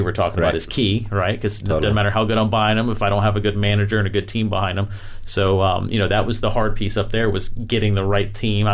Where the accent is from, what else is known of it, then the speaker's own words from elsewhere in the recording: Florida, United States; I'm from Florida